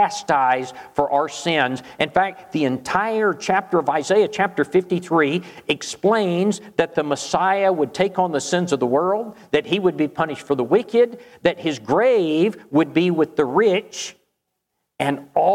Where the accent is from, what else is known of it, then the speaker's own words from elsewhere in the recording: Charleston, South Carolina, United States; moved away; I was originally from Charleston